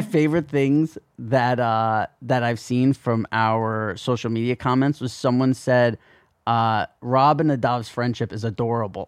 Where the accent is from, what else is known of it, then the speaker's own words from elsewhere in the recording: New Jersey, United States; growing up in New Jersey